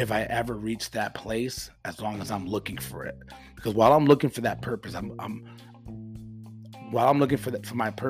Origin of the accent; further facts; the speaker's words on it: United States; I'm an American with conservative, you know, values